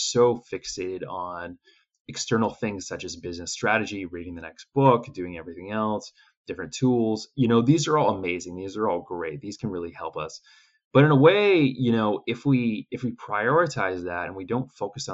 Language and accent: English; Canada; I'm originally from Canada. Yeah, some people can tell from my accent